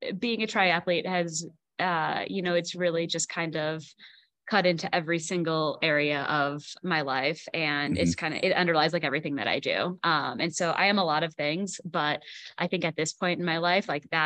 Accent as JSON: {"language": "English", "town": "Milwaukee", "region": "Wisconsin", "country": "United States", "tie": "born or raised there", "moved": "yes", "lives_now": "Colorado Springs, United States", "said": "I grew up in the Milwaukee suburbs, in Milwaukee, Wisconsin."}